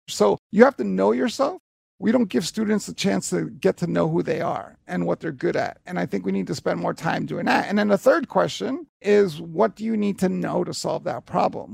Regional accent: New York City, New York, United States; I grew up in Hell's Kitchen, New York from the seventies and eighties

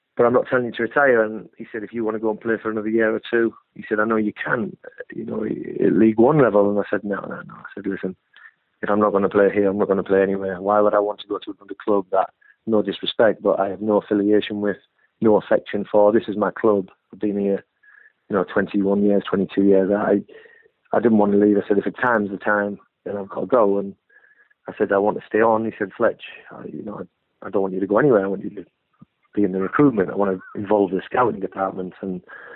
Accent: Hartlepool, North East England, United Kingdom; moved away as an adult; now in Bournemouth, United Kingdom; I've lived in Bournemouth longer than I lived in my hometown of Hartlepool

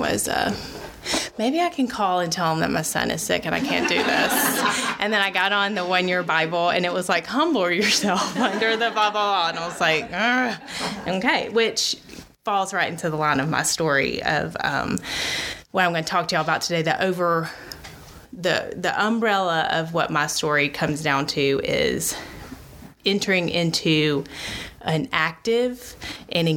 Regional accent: Alabama, United States; born and raised in Alabama

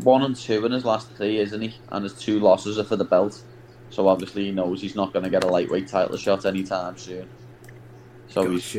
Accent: Liverpool, North West England, United Kingdom; I'm not English. I'm Scouse.

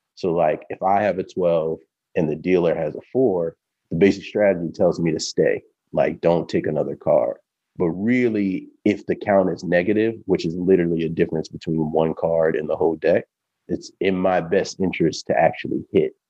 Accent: Baltimore, Maryland, United States; I'm originally from Baltimore, Maryland, born and bred.

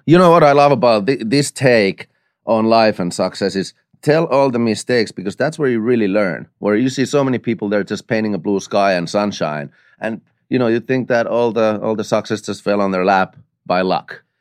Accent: Finland; moved away as an adult; now in United States; I come from Finland

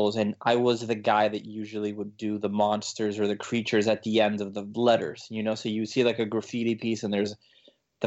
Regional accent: Miami, Florida, United States; also born or lived in Colombia; now in Los Angeles, United States; I was born over there, and then but I was in Miami since I was basically, I think, like around 1 year old.

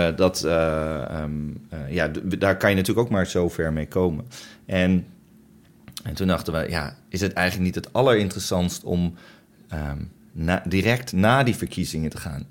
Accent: Netherlands; als Nederlanders

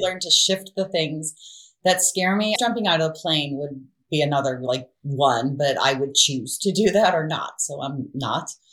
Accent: Ohio, United States; I grew up in Ohio

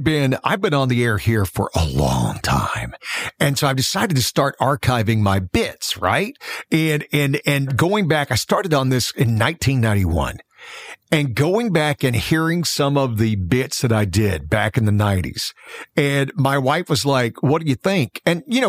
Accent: Florala, Alabama, United States; moved away; I am from Florella.

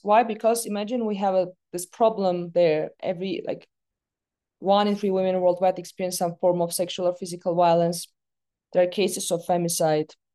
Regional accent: Yerevan, Armenia; I was born in the capital of Armenia, in Yerevan.

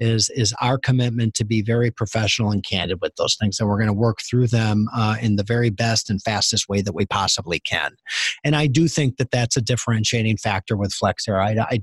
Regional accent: Green Bay, Wisconsin, United States; I grew up I grew up in Green Bay, Wisconsin, first of all, which is a tiny little town with a professional sports franchise.

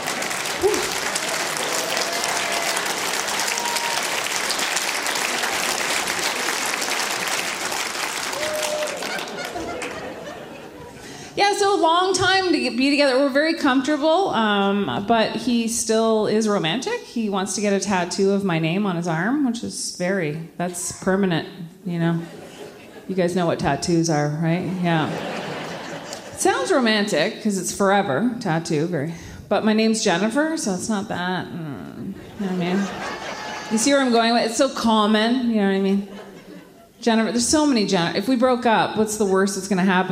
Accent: Ottawa, Ontario, Canada; moved away as an adult; now in Quebec, Canada; I grew up in Ottawa

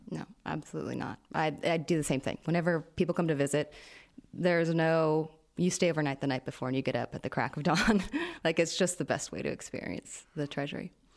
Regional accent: United States; now in Jordan; as an American here

